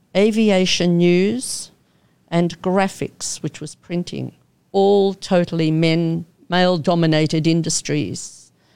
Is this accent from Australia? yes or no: yes; Melbourne, Victoria, Australia; moved away as an adult; also born or lived in Koh Samui, Thailand / Asia; I'm an Aussie born and bred from Melbourne.